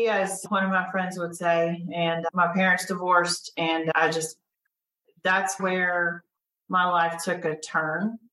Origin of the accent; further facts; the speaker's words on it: Cartersville, Georgia, United States; Growing up in Cartersville